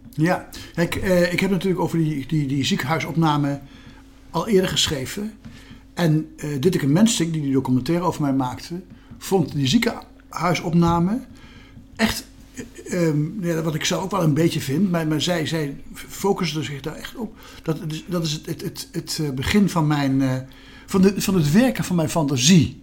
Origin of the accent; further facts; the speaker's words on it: Gelderland, Netherlands; een column voor de krant op mijn geboortestreek, de Gelderlander